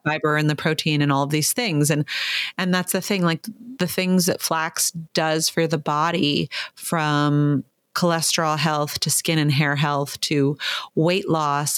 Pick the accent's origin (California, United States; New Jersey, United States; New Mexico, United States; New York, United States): California, United States; Malibu; also born or lived in Ohio; growing up in Malibu